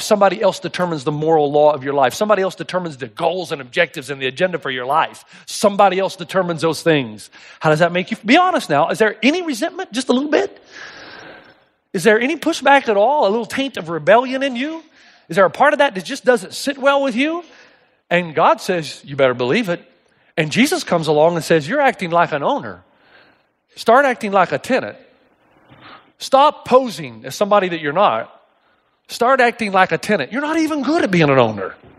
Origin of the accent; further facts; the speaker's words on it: East Tennessee, United States; I grew up in East Tennessee